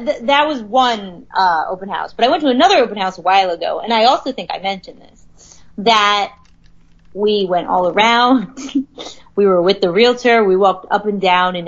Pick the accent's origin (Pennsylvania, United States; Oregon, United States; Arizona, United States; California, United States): Pennsylvania, United States; Harrisburg; as someone from Harrisburg, I don't think you could call it a big city.